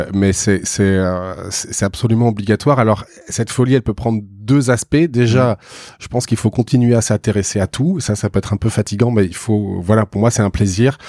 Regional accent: Bordeaux, Nouvelle-Aquitaine, France; moved away as an adult; dans ma ville euh, natale, parce que je suis originaire de Bordeaux.

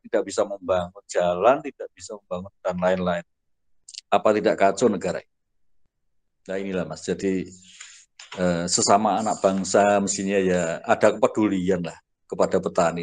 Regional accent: Ngawi, East Java, Indonesia; moved away; asal saya dari Ngawi

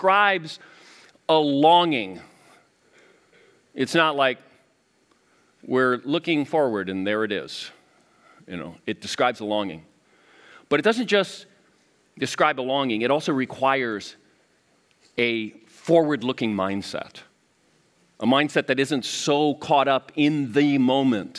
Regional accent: Miami, Florida, United States; moved away; I grew up in Miami area

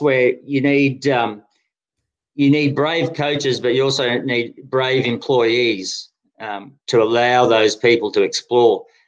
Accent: Brisbane, Queensland, Australia; also born or lived in Denmark; now in Canberra, Australia; as a kid growing up in Brisbane, Queensland

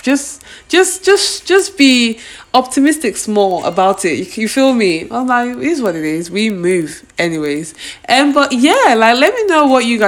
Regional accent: Nigeria; I'm actually grateful for being Nigerian, being from two different tribes, from the place I grew up

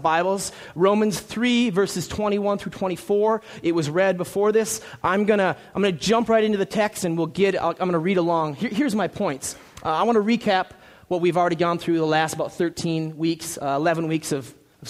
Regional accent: Minnesota, United States; moved away as an adult; now in Tempe, United States; We're from Minnesota

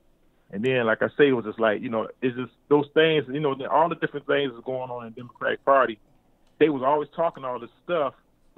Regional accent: Ohio, United States; growing up, I'm originally from Ohio.

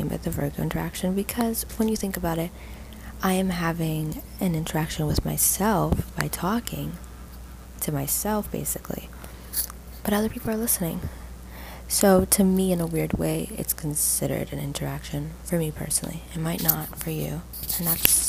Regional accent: Toronto, Ontario, Canada; I grew up in Toronto, Ontario, and I currently do not live in Toronto

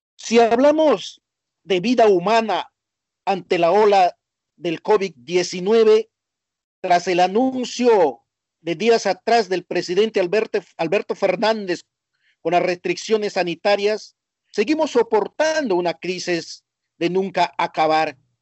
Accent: Peru; now in Argentina; mi país

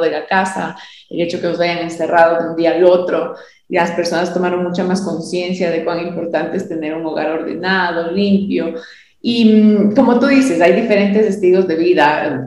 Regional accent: Quito, Pichincha, Ecuador; de varios años de, de servir a mi ciudad

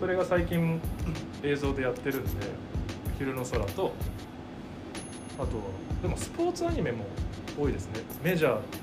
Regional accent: Shizuoka, Japan; moved away as an adult; now in Tokyo, Japan; 岡から高校卒業して大学東京の大学に、うんうん進学

